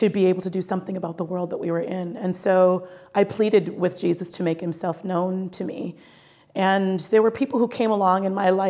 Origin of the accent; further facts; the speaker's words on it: Minnesota, United States; growing up in the state of Minnesota as a Black Catholic